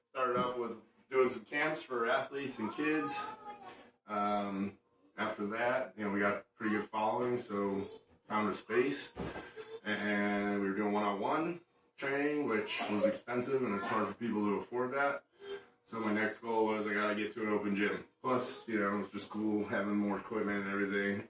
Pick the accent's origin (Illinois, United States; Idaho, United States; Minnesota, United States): Illinois, United States; Chicago; I grew up in Chicago